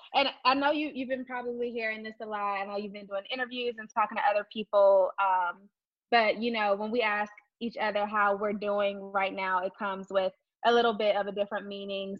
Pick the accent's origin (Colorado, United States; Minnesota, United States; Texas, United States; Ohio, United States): Texas, United States; I'm from Texas as well